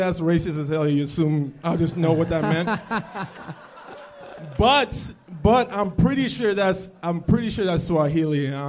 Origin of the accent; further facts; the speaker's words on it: Nigeria; moved away; I'm from Nigeria originally